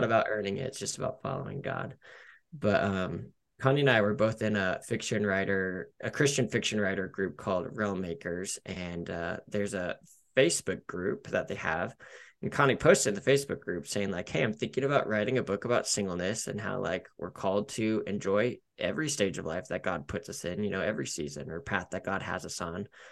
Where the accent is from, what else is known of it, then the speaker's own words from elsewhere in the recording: Denver, Colorado, United States; I love living in Colorado. I grew up in Denver, one of the few natives that I know